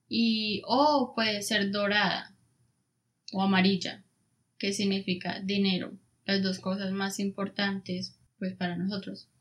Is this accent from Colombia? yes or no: yes; Colombia; uno normalmente como colombiano